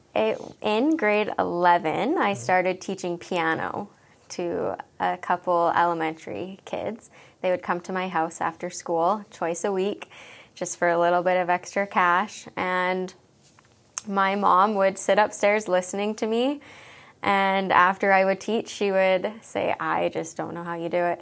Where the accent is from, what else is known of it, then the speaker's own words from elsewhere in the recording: Wetaskiwin, Alberta, Canada; moved away as an adult; also born or lived in Edmonton, Canada; now in Magrath, Canada; I grew up in Wetaskiwin, Alberta